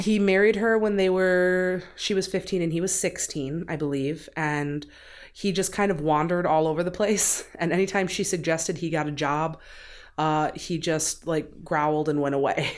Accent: Benton Harbor, Michigan, United States; I'm from Benton Harbor, Michigan, and if you've never been there, it's kinda shitty, but also I love it

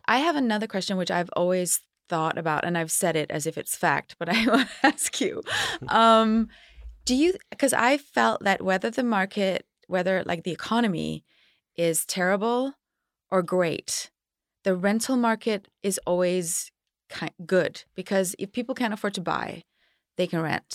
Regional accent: Denmark; now in Los Angeles, United States; I grew up in Denmark where it was very safe

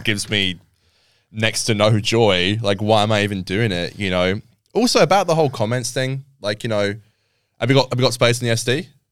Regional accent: England, United Kingdom; now in Australia; I'm English

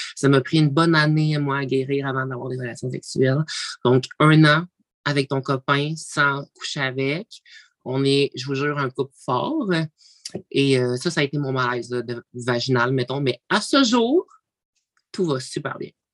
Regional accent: Abitibi-Témiscamingue, Quebec, Canada; je viens de l'Abitibi-Témiscamingue

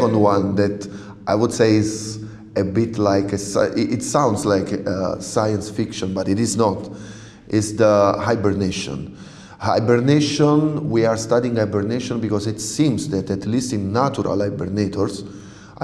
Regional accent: Naples, Campania, Italy; first language Italian; English is a second language; moved away as an adult; also born or lived in Germany / Japan; I'm from Napoli, Naples in the south of Italy

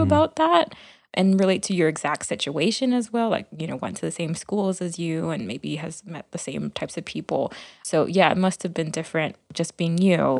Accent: Miami, Florida, United States; growing up in Miami

